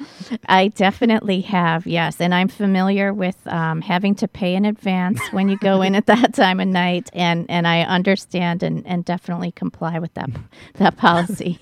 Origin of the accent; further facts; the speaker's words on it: Cleveland, Ohio, United States; moved away as an adult; now in Milwaukee, United States; I grew up in Cleveland